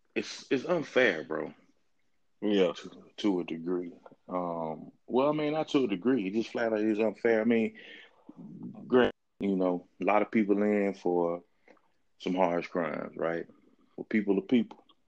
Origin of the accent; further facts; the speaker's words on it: Mississippi, United States; also born or lived in Florida; I moved away from Mississippi when I was 19, right? Went to school in Florida. My first time living outside of the state.